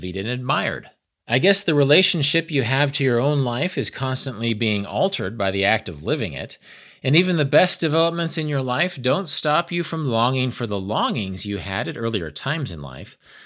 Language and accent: English; Kansas, United States; my home state of Kansas